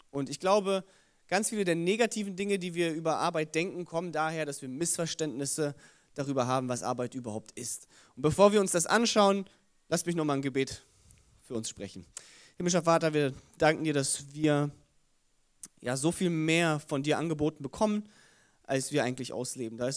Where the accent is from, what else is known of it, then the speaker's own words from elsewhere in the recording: Wolfsburg, Lower Saxony, Germany; komme aber von hier, bin hier im Humboldt-Gymnasium zur Schule gegangen. Äh, meine Frau ist hier geboren, ich bin in Wolfsburg geboren, also wirklich Kinder der Region.